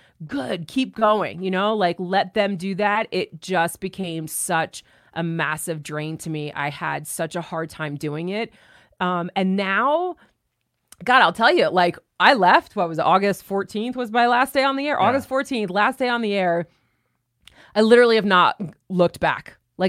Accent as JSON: {"language": "English", "region": "New York", "country": "United States", "said": "There was a shift from where I was from New York to moving."}